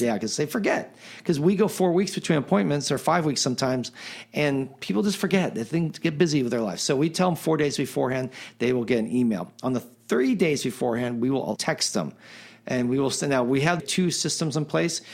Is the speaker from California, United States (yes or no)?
yes; Silicon Valley, California, United States; now in Pasadena, United States; I grew up in Silicon Valley